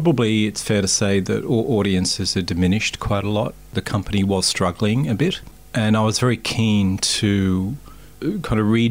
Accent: Maitland, New South Wales, Australia; I grew up in Maitland

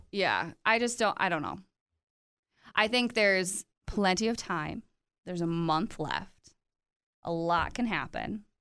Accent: United States

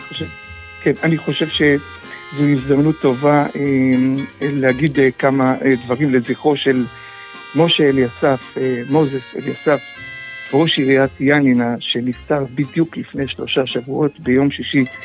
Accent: Israel; now in Greece; כישראלי ובכלל כיהודים שחיים ביוון

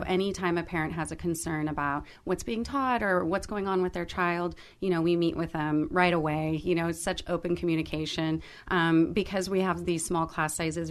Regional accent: Alhambra, California, United States; have been born and raised in Alhambra, and uh, then went on to Alhambra High School

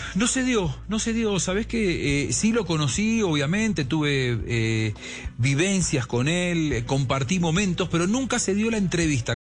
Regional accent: Argentina; yo soy un enamorado como argentino

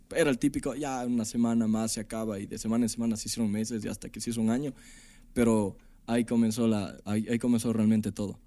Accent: Ecuador; also born or lived in Mexico City, Mexico; soy un artista ecuatoriano

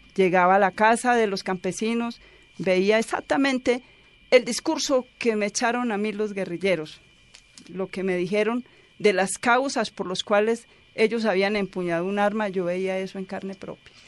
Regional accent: Santa Rosa de Osos, Antioquia, Colombia; Yo soy de Santa Rosa de Osos

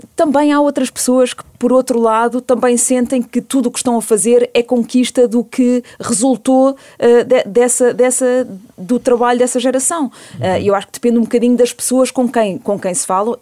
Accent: Portugal; also born or lived in Canada; eu nasci no Canadá em julho de 74 e venho para Portugal porque nessa altura o meu pai

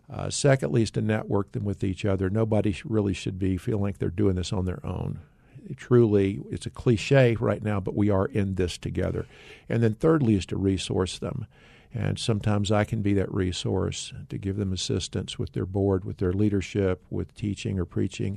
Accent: North Carolina, United States; moved away as an adult; also born or lived in Tennessee / Dallas, Texas; now in Arizona, United States; I grew up in North Carolina. I'm thankful that, uh, to be a Tar Heel, I still am, even though I live in Arizona.

